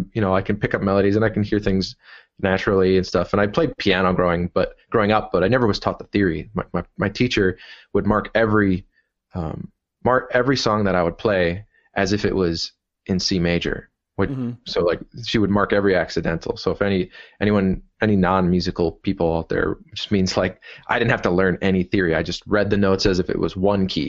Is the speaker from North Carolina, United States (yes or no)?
no; Milwaukee, Wisconsin, United States; also born or lived in Dublin, Ireland; I've been in Milwaukee for, well, my whole life